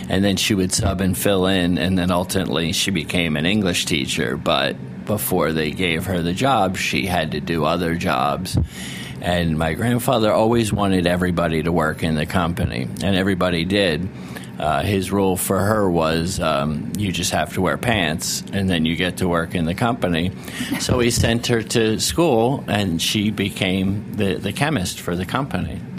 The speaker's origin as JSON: {"language": "English", "town": "Narragansett", "region": "Rhode Island", "country": "United States", "tie": "born or raised there", "said": "Uh, and when I grew up in Rhode Island, um, I grew up in a little town called Narragansett, Rhode Island, and Point Judith is in Narragansett, and that's the fishing port of Rhode Island."}